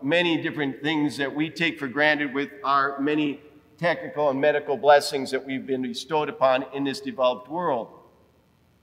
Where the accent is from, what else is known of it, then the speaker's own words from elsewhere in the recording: Libertyville, Illinois, United States; moved away as an adult; also born or lived in Guerrero, Mexico; we grew up here in Libertyville.